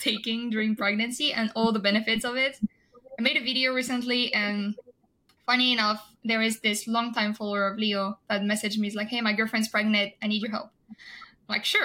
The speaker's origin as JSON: {"language": "English", "country": "France", "moved": "as an adult", "lives_now": "United States", "said": "I'm originally from France"}